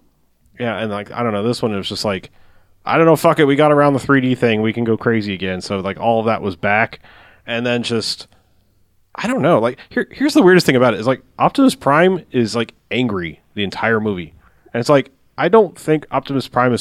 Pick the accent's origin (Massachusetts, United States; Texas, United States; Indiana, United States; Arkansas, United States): Texas, United States; Dallas; It's a Transformer. I'm from Dallas.